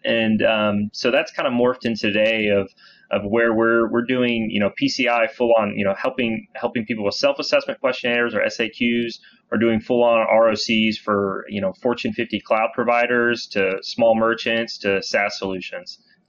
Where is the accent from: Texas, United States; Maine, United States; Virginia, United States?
Texas, United States; Dallas; Yeah. So I born and raised in Dallas. I started at Weaver about 8 years ago now.